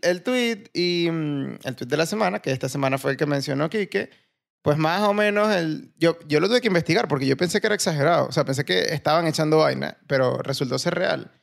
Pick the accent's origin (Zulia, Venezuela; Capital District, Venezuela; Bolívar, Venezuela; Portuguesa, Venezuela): Bolívar, Venezuela; Puerto Ordaz; moved away; also born or lived in Valencia; vengo de Puerto Ordaz